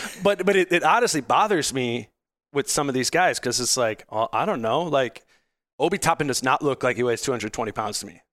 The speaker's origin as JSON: {"language": "English", "town": "Hopkins", "region": "Minnesota", "country": "United States", "tie": "born or raised there", "said": "I grew up in, I grew up in Hopkins."}